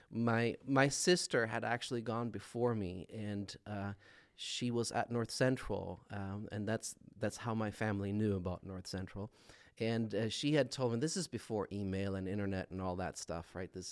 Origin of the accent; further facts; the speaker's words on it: Sweden; moved away as an adult; now in Minnesota, United States; born and raised